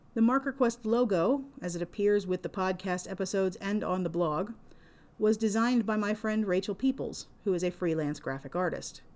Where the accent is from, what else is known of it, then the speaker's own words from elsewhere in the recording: Pennsylvania, United States; my home state of Pennsylvania